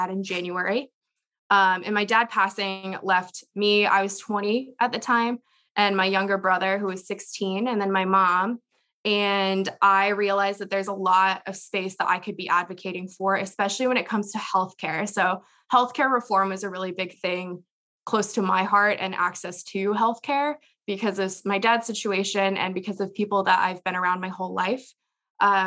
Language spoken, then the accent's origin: English; Indiana, United States; moved away as an adult; also born or lived in Arizona / Pennsylvania; now in Nashville, United States; I live in Nashville, Tennessee right now, but I'm from Indiana, so I'm a Hoosier at heart.